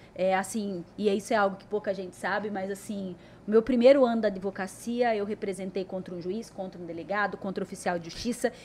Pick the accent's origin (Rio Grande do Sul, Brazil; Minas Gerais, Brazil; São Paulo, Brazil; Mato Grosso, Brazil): Mato Grosso, Brazil; Cuiabá; E nasci aqui em Cuiabá, né? E sou aquela menina que eu posso dizer que nasci e cresci ouvindo meu pai